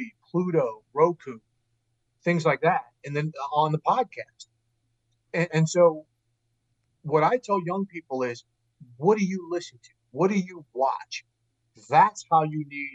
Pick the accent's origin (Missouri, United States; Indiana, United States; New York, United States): Missouri, United States; St. Louis; I grew up in St. Louis, my father worked for NBC